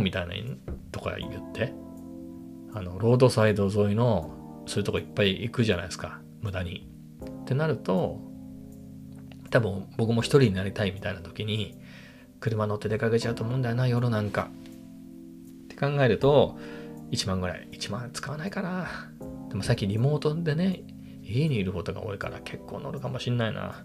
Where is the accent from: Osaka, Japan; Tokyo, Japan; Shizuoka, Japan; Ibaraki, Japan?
Ibaraki, Japan; moved away as an adult; 僕の田舎のね、茨城、茨城なんですけど、田舎の、まあ、友達なり親戚は、まあ、全員車持ってます